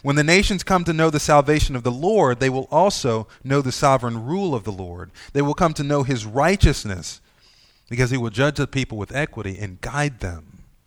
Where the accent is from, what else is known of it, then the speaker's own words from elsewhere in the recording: United States; We as American Christians